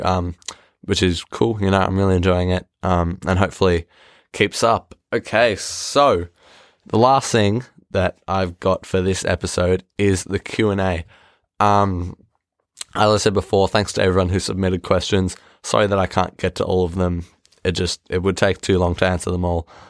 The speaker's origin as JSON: {"language": "English", "country": "Australia", "said": "I'm Australian"}